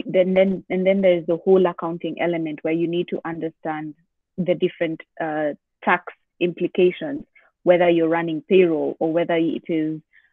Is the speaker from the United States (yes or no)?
no; Kenya; I've been born and raised in Kenya